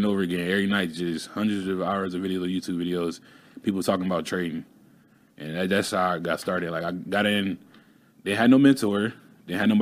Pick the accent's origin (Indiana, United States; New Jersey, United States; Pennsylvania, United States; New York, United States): Indiana, United States; Indianapolis; now in Phoenix, United States; I'm originally from Indianapolis, Indiana. That's where I was raised. I live out in Phoenix now.